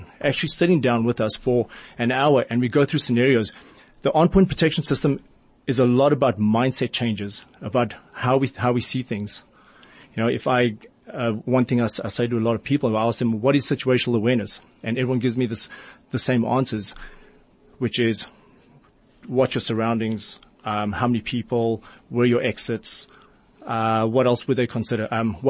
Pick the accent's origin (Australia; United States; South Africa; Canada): South Africa; Johannesburg, Gauteng; moved away; we were born and raised in Mayfair